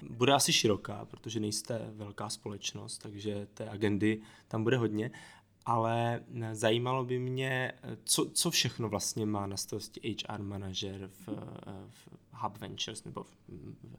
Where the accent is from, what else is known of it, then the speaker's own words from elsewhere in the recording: Moravia, Czechia; jsem z Moravy